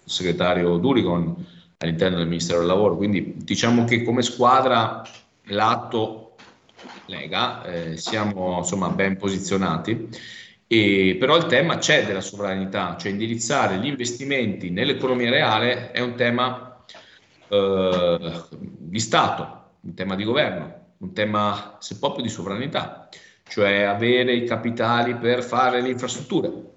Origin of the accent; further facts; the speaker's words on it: province of Rovigo, Veneto, Italy; Io vengo dalla provincia di Rovigo